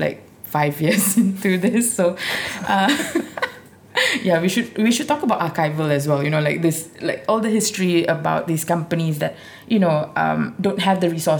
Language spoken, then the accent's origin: English; India; being Indian, being Muslim, being female, I never really realized it until at some point in my 20s or something.